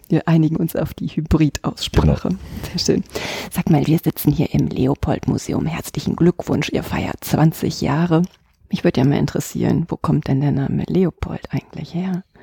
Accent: Germany; Ich komme aus Deutschland

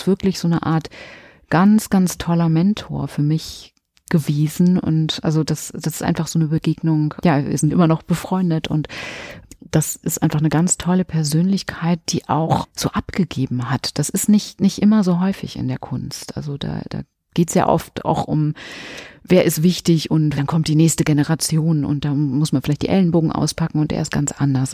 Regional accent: Minden, North Rhine-Westphalia, Germany; moved away as an adult; also born or lived in Münster / Hamburg / Barcelona; now in Cologne, Germany; Am 9.9.77 erblickte ich das Licht der Welt in Minden, Westfalen und da komme ich her, bin dort aufgewachsen

